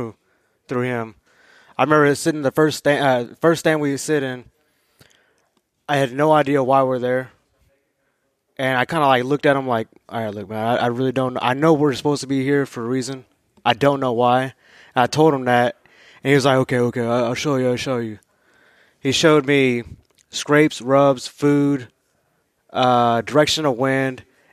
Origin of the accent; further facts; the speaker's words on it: Dallas, Texas, United States; I'm from Dallas, Texas. I joined the Army at the end of 2014.